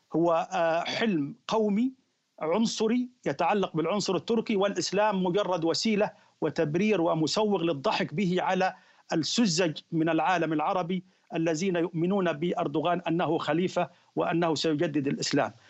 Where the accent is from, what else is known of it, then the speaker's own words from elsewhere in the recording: Egypt; احنا عندنا في مصر